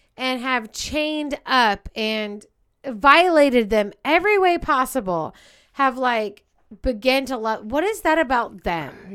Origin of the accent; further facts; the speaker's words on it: California, United States; we're from California